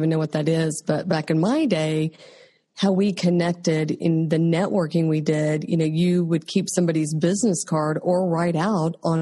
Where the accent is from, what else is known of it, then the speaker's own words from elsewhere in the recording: Oklahoma, United States; I'm from Oklahoma.